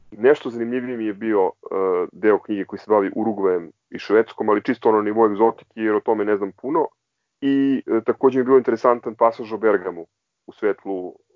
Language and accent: Croatian; Belgrade, Serbia; odrastajući u Novom Beogradu